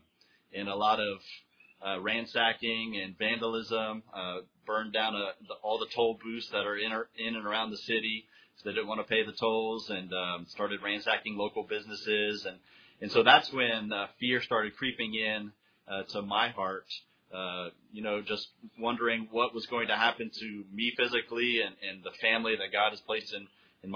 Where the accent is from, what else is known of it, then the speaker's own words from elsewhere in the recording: United States; moved away as an adult; now in Honduras; As an American citizen living abroad